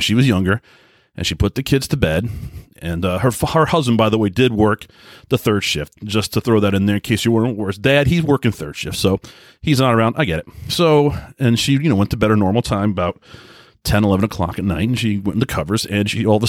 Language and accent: English; Long Island, New York, United States; especially where I grew up in Long Island, New York, everybody kind of worked 9 to 5.